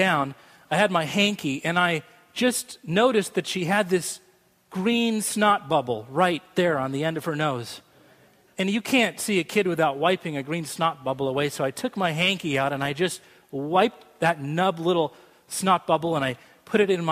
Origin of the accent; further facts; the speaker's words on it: Boise, Idaho, United States; moved away; I grew up in Boise, Idaho